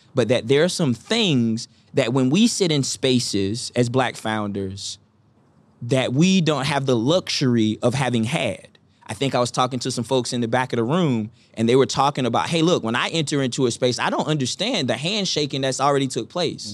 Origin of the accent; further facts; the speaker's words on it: Eastern North Carolina, United States; I'm from Eastern North Carolina